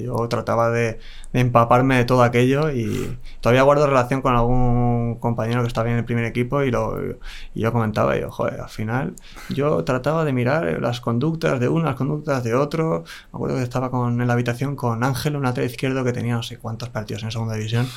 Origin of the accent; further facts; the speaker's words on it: Las Rozas, Community of Madrid, Spain; yo soy de Las Rozas